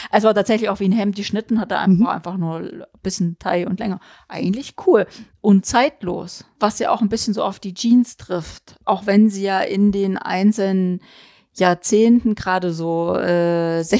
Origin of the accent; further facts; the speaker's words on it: East Germany, Germany; ich kann mich erinnern, ich komme ja aus der DDR und meine Schwestern